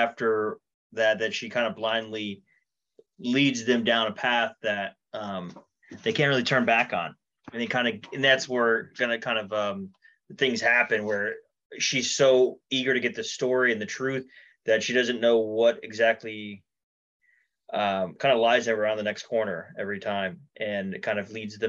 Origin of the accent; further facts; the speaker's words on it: Bradenton, Florida, United States; I spent a good time in Bradenton, Sarasota, high school and post-college